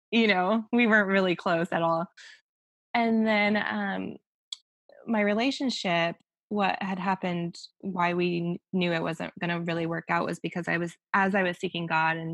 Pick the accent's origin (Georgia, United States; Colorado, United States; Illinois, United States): Colorado, United States; Denver; moved away as an adult; also born or lived in Orange County / Newport Beach; now in Los Angeles, United States; I grew up technically, yeah, in Denver. So I left right out of high school